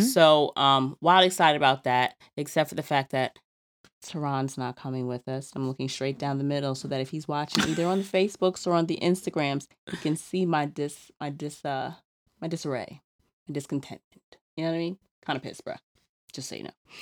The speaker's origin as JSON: {"language": "English", "town": "New York City", "region": "New York", "country": "United States", "said": "I'm from Queens"}